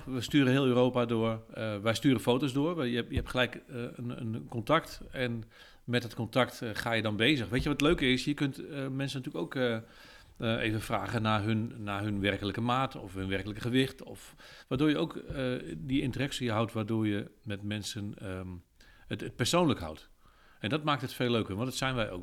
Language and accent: Dutch; Apeldoorn, Gelderland, Netherlands; ik kom uit Apeldoorn-Zuid